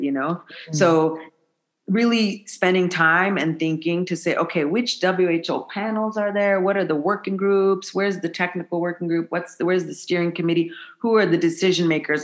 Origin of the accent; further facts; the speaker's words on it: United States; moved away as an adult; now in Malawi; being an American woman